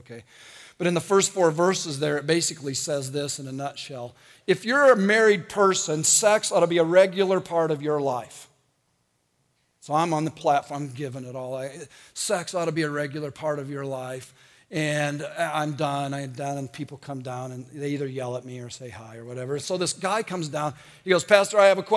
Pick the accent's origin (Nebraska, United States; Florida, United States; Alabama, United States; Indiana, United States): Indiana, United States; I'm from Indiana.